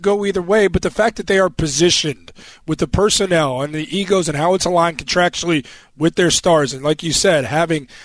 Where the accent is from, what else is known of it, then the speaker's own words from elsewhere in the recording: Cincinnati, Ohio, United States; I grew up in Cincinnati